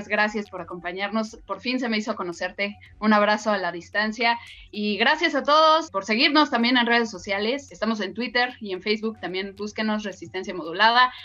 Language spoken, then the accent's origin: Spanish; Mexico